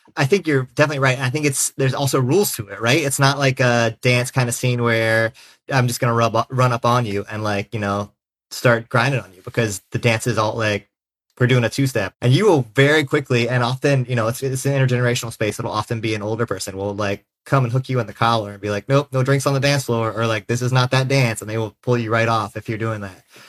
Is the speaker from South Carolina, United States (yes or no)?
yes; South Carolina, United States; now in Philadelphia, United States; I'm a sixth-generation Carolinian